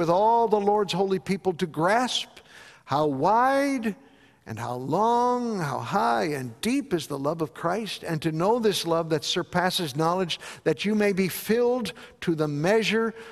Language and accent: English; Chicago, Illinois, United States; growing up in Chicago, my parents were attending Bethel Temple